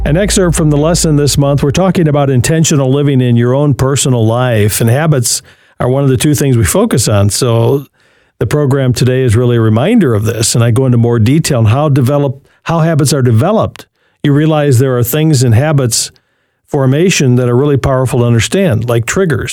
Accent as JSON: {"language": "English", "town": "Berkley", "region": "Michigan", "country": "United States", "tie": "born or raised there", "moved": "yes", "said": "Detroit Metro, my hometown where I grew up as a little boy, and out there in Berkeley, 12 Mile and Woodward."}